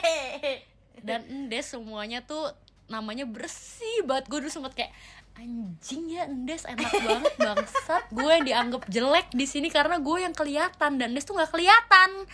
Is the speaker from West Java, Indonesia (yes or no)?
no; Jakarta, Indonesia; gue itu dari gue TK sampai gue kuliah sampai sekarang gue nggak pernah keluar dari Jakarta